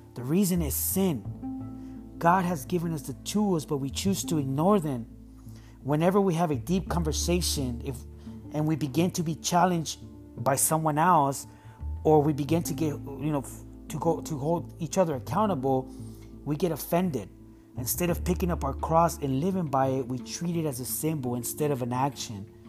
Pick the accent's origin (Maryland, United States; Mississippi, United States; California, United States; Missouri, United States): California, United States; San Diego; Growing up in San Diego in the 90s was tough, and I did experience racism